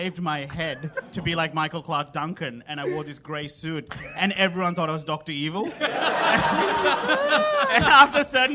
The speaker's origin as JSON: {"language": "English", "country": "Sri Lanka", "tie": "born or raised there", "moved": "yes", "said": "growing up in Sri Lanka, my brother"}